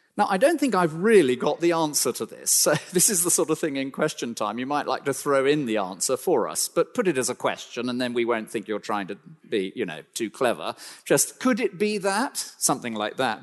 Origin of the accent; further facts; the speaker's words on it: United Kingdom; we're so British